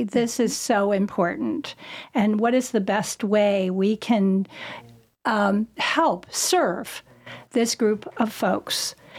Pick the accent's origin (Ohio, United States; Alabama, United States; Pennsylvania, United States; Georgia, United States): Ohio, United States; now in North Carolina, United States; And, you know, when we came from Ohio, the first thing I said to my husband, you've got to come out and look at the sky.